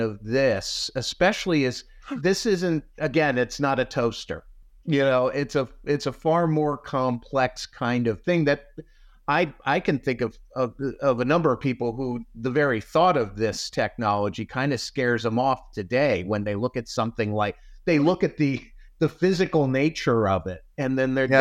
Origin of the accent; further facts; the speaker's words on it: South Florida, United States; growing up in South Florida